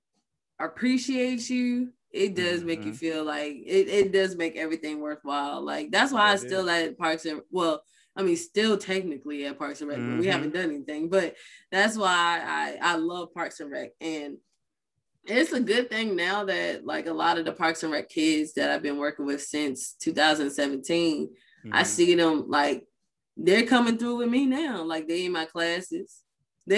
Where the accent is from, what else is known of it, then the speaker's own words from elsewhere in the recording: Richmond / Powhatan, Virginia, United States; I'm a daddy from Richmond, mama from Powhatan. I'm both